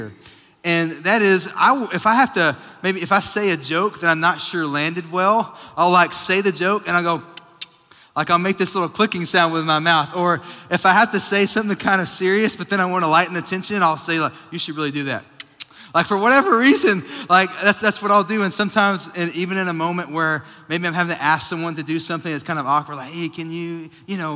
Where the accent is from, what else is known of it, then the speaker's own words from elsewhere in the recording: Sweetwater, Texas, United States; moved away; I grew up in Sweetwater, Texas.